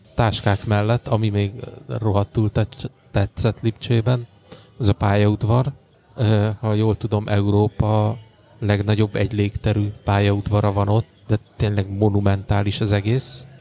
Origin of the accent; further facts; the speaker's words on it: Székesfehérvár, Fejér, Hungary; van otthon Fehérváron